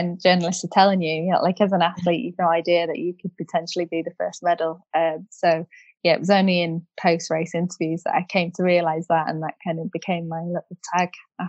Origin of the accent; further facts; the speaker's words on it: United Kingdom; I think it was just a phenomenal experience as a British rider with British crowds, British weather.